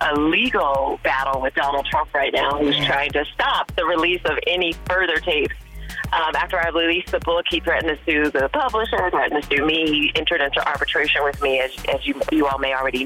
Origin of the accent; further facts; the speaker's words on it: Youngstown, Ohio, United States; growing up in Westlake Projects in Youngstown